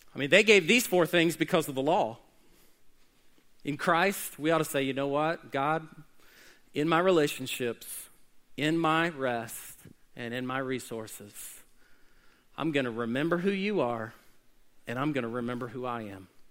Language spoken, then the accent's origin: English; Oklahoma City, Oklahoma, United States; When I was growing up in Oklahoma City